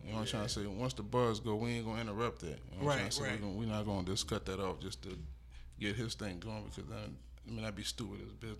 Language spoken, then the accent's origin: English; Andrews, South Carolina, United States; now in Charleston, United States; I'm from Andrews, man. I just be out here in Charleston now